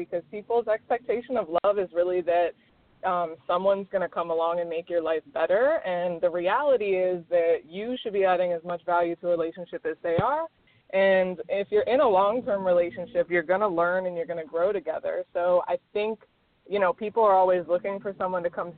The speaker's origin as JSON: {"language": "English", "region": "Maryland", "country": "United States", "also_born_or_lived": "Miami, Florida", "moved": "yes", "said": "I'm originally from Maryland. I lived in Miami for 8 years"}